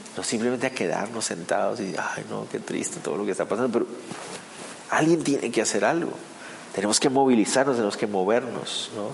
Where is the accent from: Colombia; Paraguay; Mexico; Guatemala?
Guatemala; para nosotros como guatemaltecos